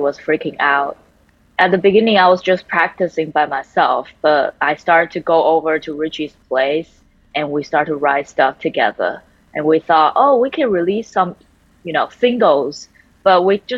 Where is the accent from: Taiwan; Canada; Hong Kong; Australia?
Taiwan; English is a second language; now in United States; I grew up and raised in Taiwan, so I grew up only around Taiwanese people